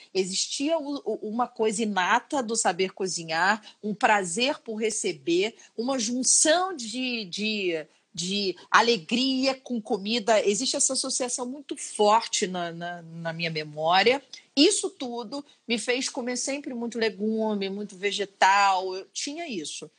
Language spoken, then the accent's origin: Portuguese; Rio de Janeiro, Brazil; sou carioca. Sou carioca e minha primeira infância foi toda em Santa Teresa